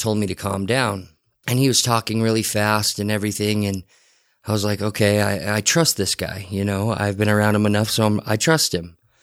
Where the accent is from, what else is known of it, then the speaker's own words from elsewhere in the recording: Salt Lake City, Utah, United States; the Rose Park area was kind of my, was kind of where I was born and raised